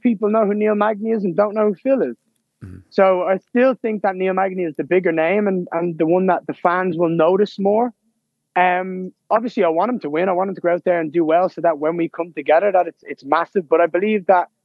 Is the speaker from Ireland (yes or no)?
yes; Ireland; I'm at home